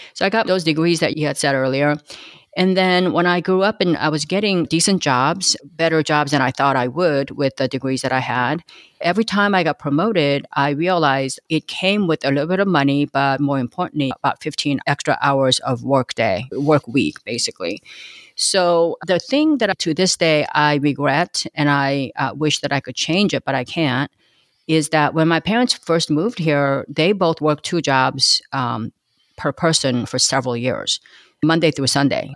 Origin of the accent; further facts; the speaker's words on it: Los Angeles, California, United States; first language Korean; English is a second language; also born or lived in Korea; I grew up in East L